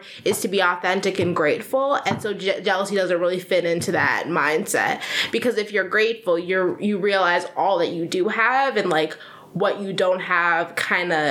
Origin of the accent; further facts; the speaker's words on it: Chicago, Illinois, United States; also born or lived in Granville, Ohio; I grew up here. I'm from Chicago